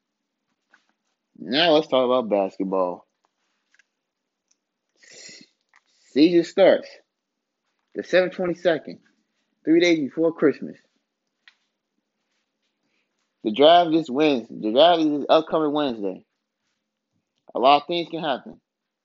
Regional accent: Chicago, Illinois, United States; My hometown team, the Bears

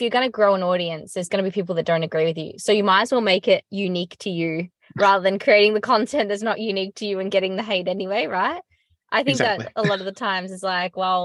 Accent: Australia; as an Australian

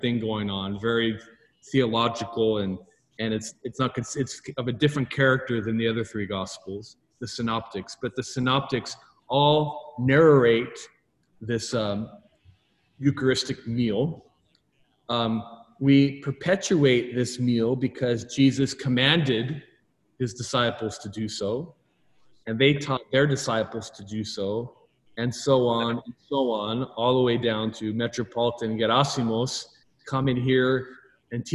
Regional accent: California, United States; I'm Californian

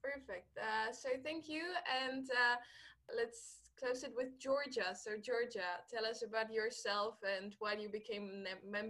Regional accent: Czechia; now in Netherlands; I'm from the Czech Republic, so I'm also international student

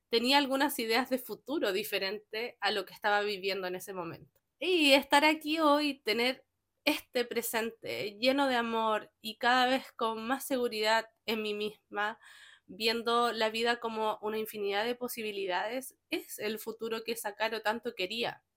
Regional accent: Chile; soy chilena

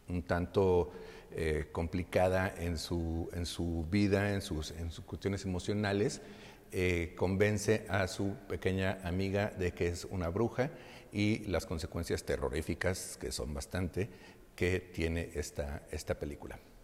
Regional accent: Mexico; nuestra esencia como mexicanos

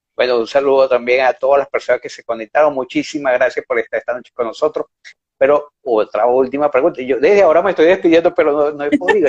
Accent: Venezuela; moved away; mi pasaporte está vencido

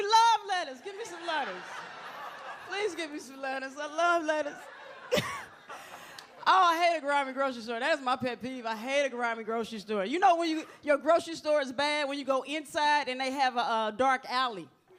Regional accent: Atlanta, Georgia, United States; Because I'm originally from Atlanta, Georgia. And like Atlanta, we just way laid back.

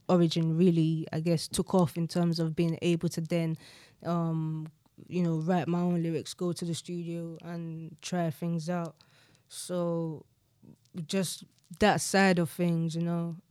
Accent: London, United Kingdom; growing up in South London

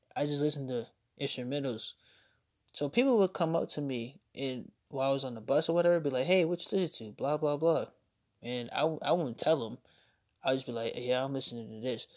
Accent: Norfolk, Virginia, United States; also born or lived in Chesapeake, Virginia; we moved from Norfolk to Chesapeake, and that's when I started going to Indian River.

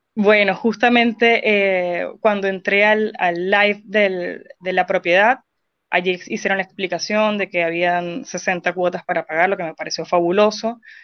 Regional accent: Venezuela; moved away as an adult; now in Chile; soy venezolana, tengo poco más de 5 años acá en Chile

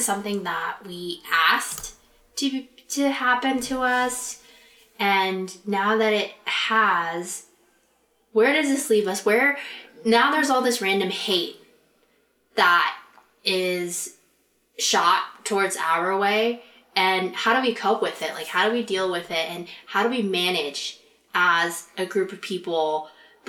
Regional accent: United States; us as Asian Americans

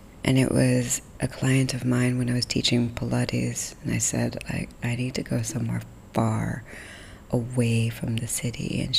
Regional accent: Sarawak, Malaysia; accent: American; My English accent, my American accent. No one in America believes I'm from anywhere else but America. So, which is fine. So, I've never really been proud about being Iban Daya

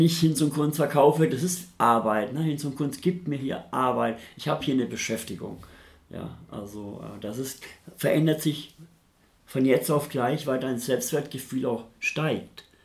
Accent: Nuremberg, Bavaria, Germany; moved away as an adult; now in Hamburg, Germany; ich komme aus Nürnberg, bin ein Franke, bin damals in Nürnberg obdachlos geworden und in Nürnberg wollte ich nicht bleiben, weil da bin ich aufgewachsen.

